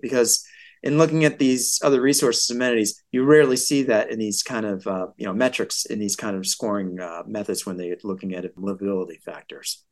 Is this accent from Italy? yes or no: no; West Hartford, Connecticut, United States; West Hartford, my hometown.